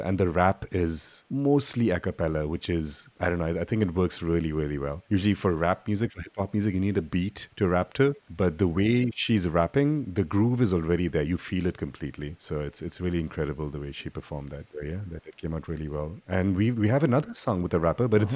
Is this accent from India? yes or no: yes; India; growing up in India, I was in a rock band